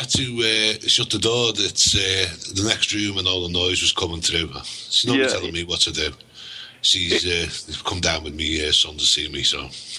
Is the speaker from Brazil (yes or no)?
no; Liverpool, North West England, United Kingdom; accent: Scouse; Now, anyone that comes from Liverpool is called a Scouser. Now, when we have a nickname, we always call ourselves Scouse, because we're proud of where we're from.